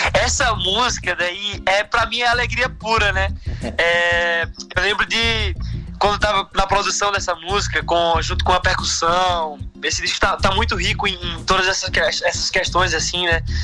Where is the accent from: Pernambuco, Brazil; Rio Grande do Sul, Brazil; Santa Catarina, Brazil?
Pernambuco, Brazil; Recife; no Recife, né, que é minha cidade de origem, né, onde nasci, fui criado